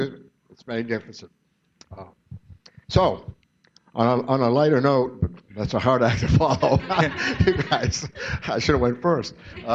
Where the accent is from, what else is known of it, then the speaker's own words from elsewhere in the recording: Boylston, Massachusetts, United States; also born or lived in Long Beach, California; Him and I were both born in Long Beach, California, but we moved both back to Massachusetts as babies, where I think I was maybe one and he was three or whatever. We're only a year and a half apart. So we grew up in Boylston